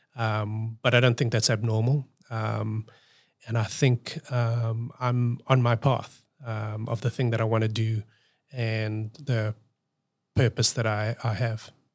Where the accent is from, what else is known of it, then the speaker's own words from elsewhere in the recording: South Africa; moved away as an adult; now in Australia; I'm coming from South Africa